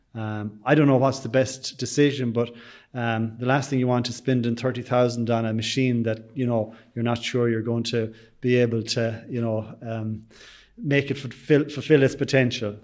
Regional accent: Sligo, Connacht, Ireland; they know I'm from Sligo

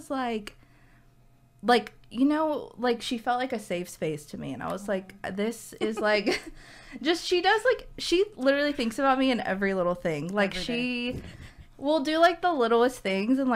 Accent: Arkansas, United States; moved away as an adult; also born or lived in Baltimore; now in San Antonio, United States; I'm from Arkansas

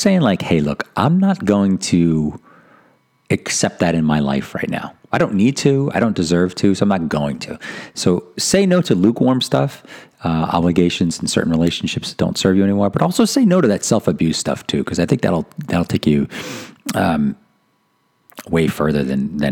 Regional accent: East Coast, United States; I was raised Catholic on the East Coast, and I'm half Italian

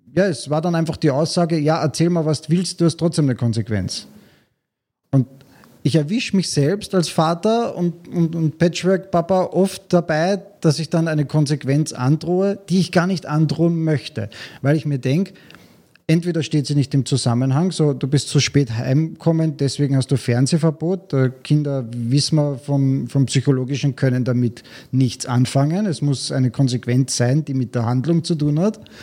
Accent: Vienna, Austria; now in Klagenfurt, Austria; ich bin in Wien aufgewachsen

